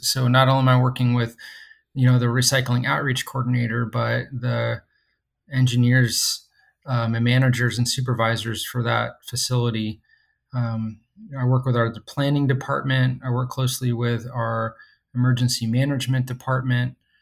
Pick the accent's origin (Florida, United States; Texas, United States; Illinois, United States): Florida, United States; Stuart; also born or lived in Mobile, Alabama; I grew up on, um, the East Coast of Florida, a place called Stewart